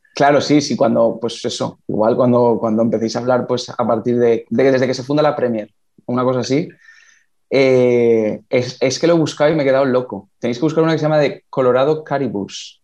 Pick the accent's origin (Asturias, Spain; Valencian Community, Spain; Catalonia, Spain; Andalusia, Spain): Valencian Community, Spain; yo soy el primer valenciano de mi familia